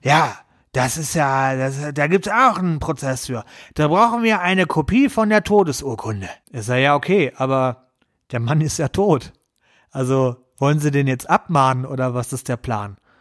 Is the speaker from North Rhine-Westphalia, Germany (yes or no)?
yes; Essen, North Rhine-Westphalia, Germany; Ich bin gebürtiger Essener